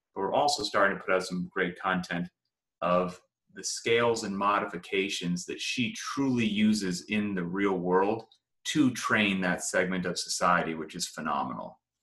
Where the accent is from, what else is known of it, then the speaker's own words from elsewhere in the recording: United States; my home country of the uh-huh. United States of America